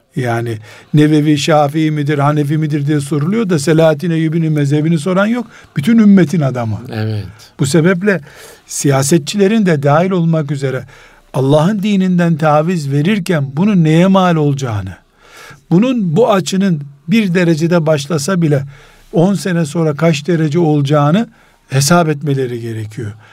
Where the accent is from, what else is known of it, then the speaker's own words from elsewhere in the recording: Istanbul, Turkey; İstanbul'dan dedim